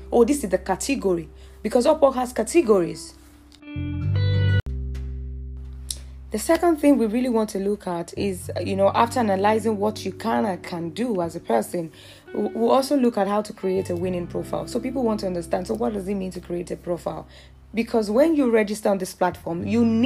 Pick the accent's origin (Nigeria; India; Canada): Nigeria; as a Nigerian